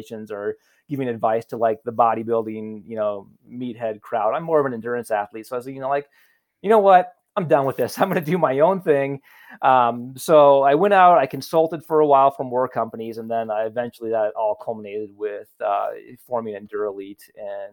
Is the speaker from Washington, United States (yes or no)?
no; Carroll, Iowa, United States; moved away as an adult; also born or lived in Omaha, Nebraska; I'm a hick from Carroll, Iowa